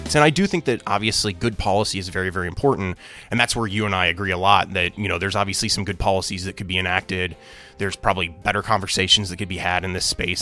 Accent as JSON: {"language": "English", "town": "Springfield", "region": "Illinois", "country": "United States", "said": "I'm from Springfield, Illinois"}